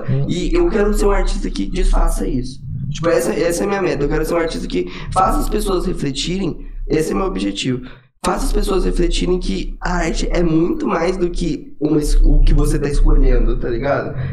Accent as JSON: {"language": "Portuguese", "town": "Goiânia", "region": "Goiás", "country": "Brazil", "said": "Eu vim de Goiânia, eu hum. amo sertanejo."}